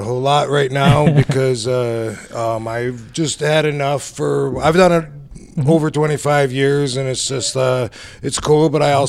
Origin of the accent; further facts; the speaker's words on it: Battle Creek, Michigan, United States; moved away as an adult; I grew up in Battle Creek, Michigan. Did my whole everything there. Didn't leave till I was... I don't know. After, I guess I was 18-ish.